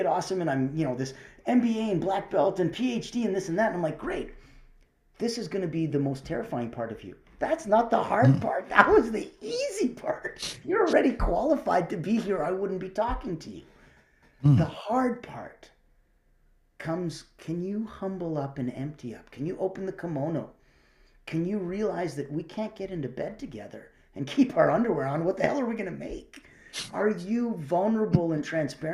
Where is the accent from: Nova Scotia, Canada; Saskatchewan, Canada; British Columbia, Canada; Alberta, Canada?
Alberta, Canada; Calgary; also born or lived in Russia; I'm from Calgary, Alberta, right? So yeah, right. Besides being born in Russia, I grew up in Calgary.